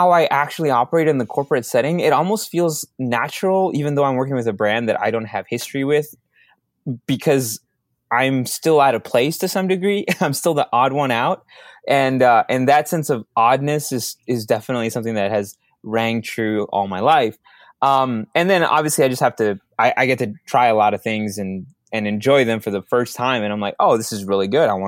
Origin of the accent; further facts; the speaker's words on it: Minneapolis, Minnesota, United States; Um, I grew up in Minneapolis, so I don't have the heavy Minnesota uh, personality that some of my friends have who um, were from outside the city.